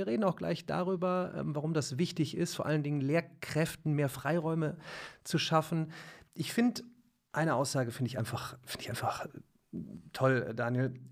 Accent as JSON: {"language": "German", "town": "Remscheid", "region": "North Rhine-Westphalia", "country": "Germany", "said": "Ich komme aus Remscheid, ne?"}